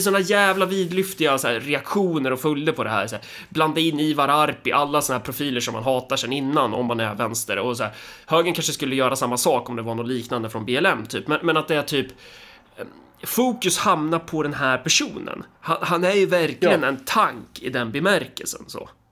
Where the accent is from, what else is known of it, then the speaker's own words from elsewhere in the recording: Närke, Örebro County, Sweden; som Närking